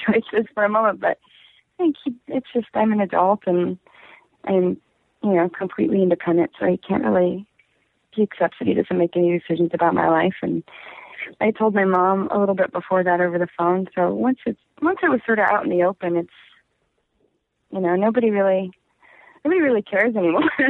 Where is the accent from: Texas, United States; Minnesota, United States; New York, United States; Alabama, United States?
Minnesota, United States; Golden Valley; I'm from Minnesota. I'm from like a first ring suburb of Minneapolis.